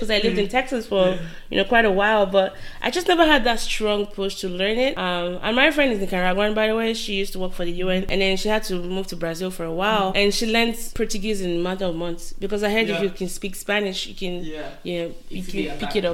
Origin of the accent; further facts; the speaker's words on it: Nigeria; moved away as an adult; also born or lived in Korea / United States; I'm Nigerian